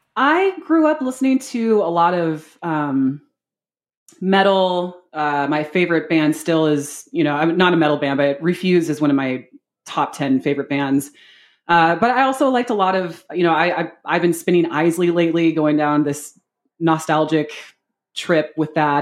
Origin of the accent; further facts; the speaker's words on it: Seattle, Washington, United States; moved away as an adult; also born or lived in San Antonio, Texas; now in Columbus, United States; I am actually born and raised from Seattle, Washington. Uh, like true, true Seattle, not, not the, not the burbs